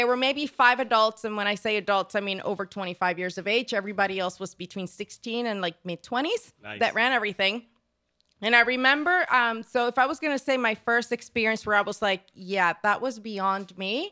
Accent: Puerto Rico; moved away; also born or lived in Florida; I'm originally from Puerto Rico

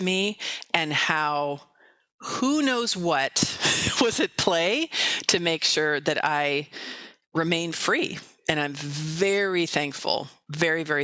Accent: Marin County, California, United States; also born or lived in San Francisco; Marin County, which is where I grew up in California

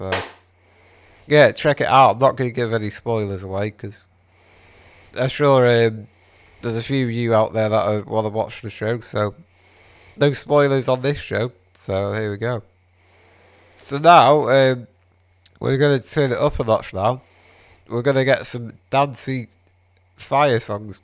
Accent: Wales, United Kingdom; I'm Welsh

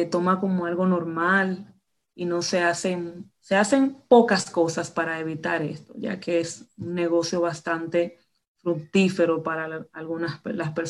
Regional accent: Dominican Republic; Pues soy de República Dominicana, pues caribeña, eh, soy maestra

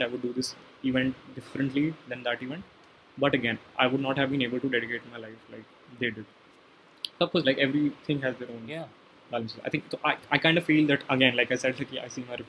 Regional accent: Gurgaon, Haryana, India; I come from Gurgaon

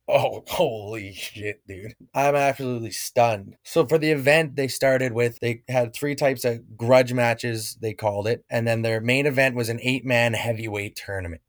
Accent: Legal, Alberta, Canada; back at home in uh, Legal, Alberta, just kind of hanging out with my parents for the summer, working

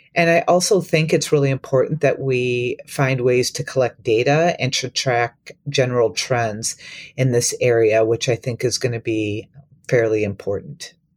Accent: Minneapolis–Saint Paul, Minnesota, United States; moved away as an adult; also born or lived in Wisconsin / Tennessee / Iowa; I grew up in Minnesota, um, but I'm from the Twin Cities

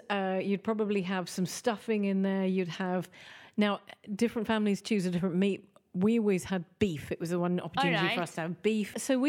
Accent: England, United Kingdom; now in Malta; Now, for me, I'm English.

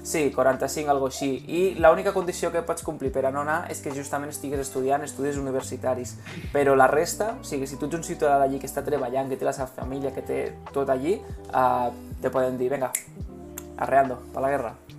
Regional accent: Spain; som d'Espanya

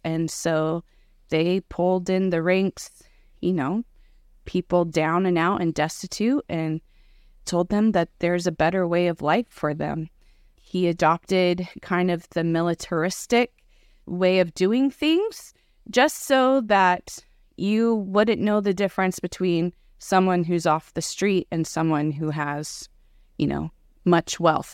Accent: Pacific Northwest, United States; moved away; also born or lived in Southern California; I'm originally from the Pacific Northwest, so I'm used to the rain

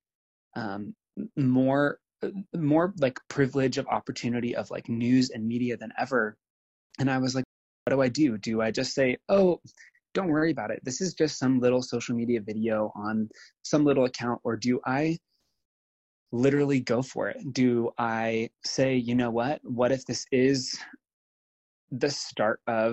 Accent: Nebraska, United States; I spent the next 10 years as an out gay person in rural America, like in Nebraska, living life and being the one queer person that most everyone in my hometown knew.

